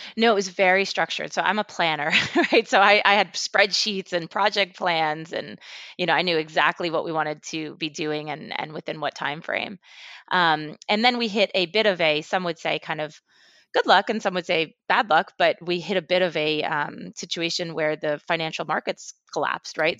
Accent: Westchester, New York, United States; moved away as an adult; also born or lived in Mexico City, Mexico; I grew up in Westchester, um, right outside of New York City, um, after, after my family moved back from Mexico City

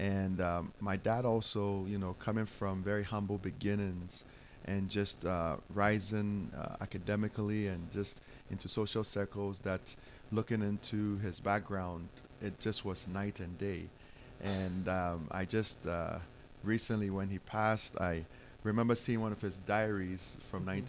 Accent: Ghana; moved away as an adult; now in United States; growing up in Ghana

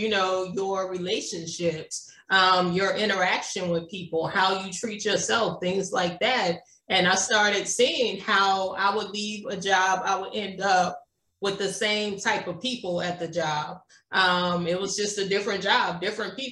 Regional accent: Jonesboro, Louisiana, United States; I grew up in a small town in Louisiana. It's called Jonesboro.

